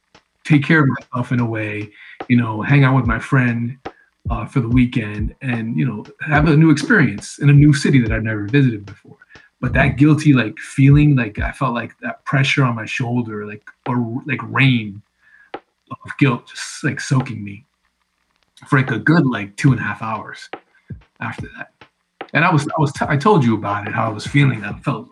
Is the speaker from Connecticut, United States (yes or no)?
yes; Connecticut, United States; we grew up in Connecticut